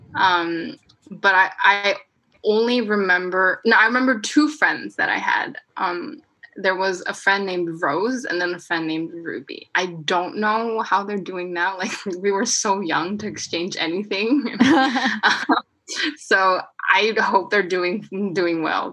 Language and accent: English; South Korea; first language Korean; English is a second language; moved away; this was back in Korea. Um, and you know like everybody's korean i'm korean like i'm only speaking korean at this point